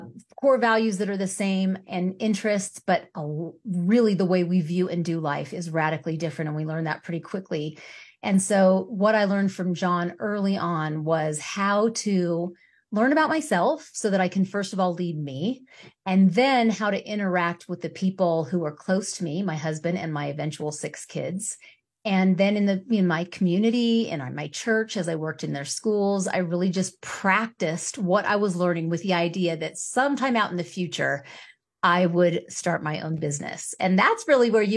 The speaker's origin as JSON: {"language": "English", "region": "California", "country": "United States", "moved": "as an adult", "lives_now": "Colorado Springs, United States", "said": "coming from as a Californian"}